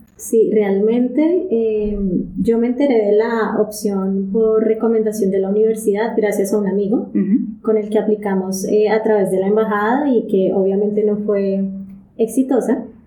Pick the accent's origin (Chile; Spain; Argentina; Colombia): Colombia; moved away as an adult; now in Japan; yo soy colombiana